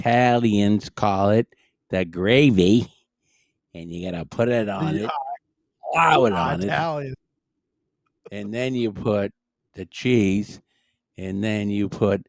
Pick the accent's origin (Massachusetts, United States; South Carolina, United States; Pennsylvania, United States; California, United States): Massachusetts, United States; Brookline; also born or lived in South Shore, Massachusetts; I grew up in Brookline, which is like on the border